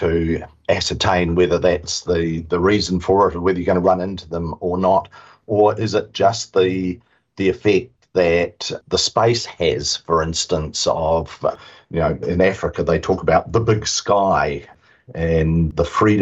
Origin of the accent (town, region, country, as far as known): New Zealand